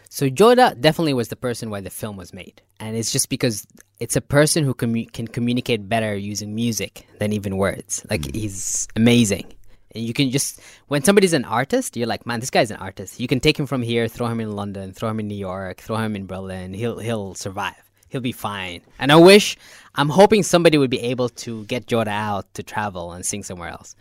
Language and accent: English; Nubian area, north of Khartoum, Northern Sudan, Sudan; moved away as an adult; now in Nuba Mountains, Sudan; I'm, originally from north of Khartoum. So I'm originally from the Nubian area